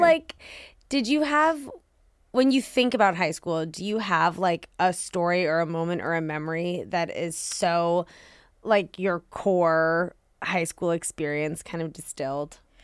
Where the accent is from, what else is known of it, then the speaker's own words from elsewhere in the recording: Washington, District of Columbia, United States; being from D C